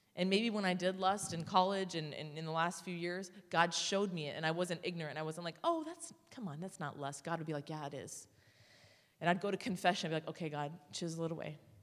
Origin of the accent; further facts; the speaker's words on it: Orange County, California, United States; I'm from Orange County